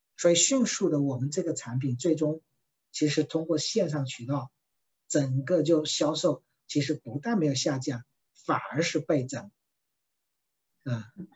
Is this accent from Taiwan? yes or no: no; China; 它的创始人是我们中国人